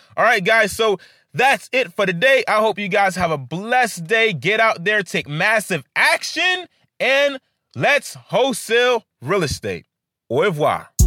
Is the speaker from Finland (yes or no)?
no; Haiti; I come from Haiti